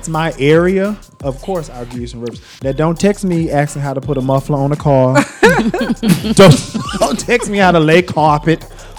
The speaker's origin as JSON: {"language": "English", "town": "Greensboro", "region": "North Carolina", "country": "United States", "said": "I'm also a graduate of North Carolina A&T, and I'm from Greensboro, North Carolina."}